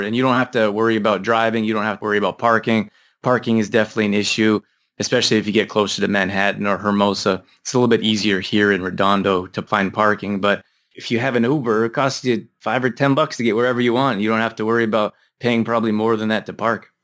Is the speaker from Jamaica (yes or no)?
no; Canada; moved away; also born or lived in Midwest, United States; I grew up in Canada